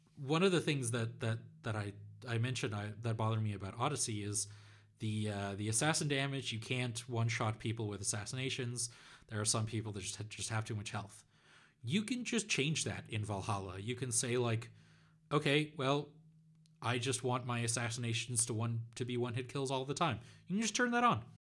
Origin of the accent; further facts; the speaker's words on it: Netherlands; my home country of the Netherlands